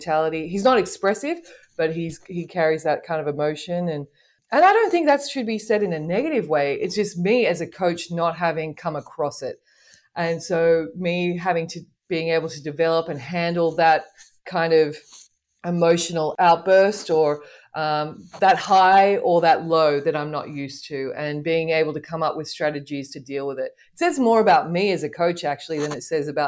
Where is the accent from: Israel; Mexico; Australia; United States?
Australia; now in Morocco; as an Australian